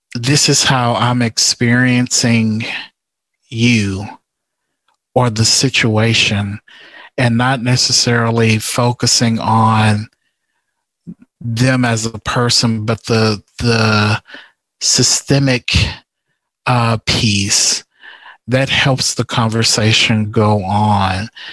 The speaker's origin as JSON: {"language": "English", "town": "Houston", "region": "Texas", "country": "United States", "said": "I'm originally from from Houston"}